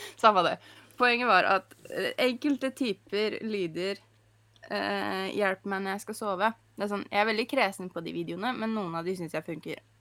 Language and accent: Norwegian; Norway; Jeg er norsk